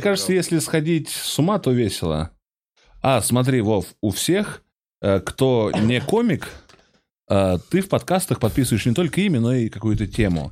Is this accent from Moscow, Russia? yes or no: yes; Moscow, Russia; я здесь, я из Москвы.